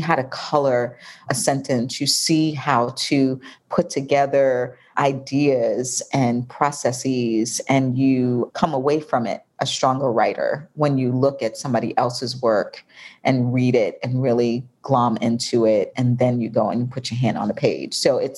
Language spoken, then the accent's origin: English; New York, United States; now in Atlanta, United States; I'm in Atlanta. Oh, well. But I'm from New York.